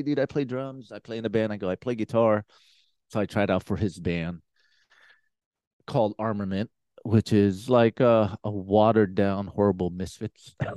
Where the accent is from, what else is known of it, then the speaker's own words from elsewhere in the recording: San Francisco, California, United States; I grew up in San Francisco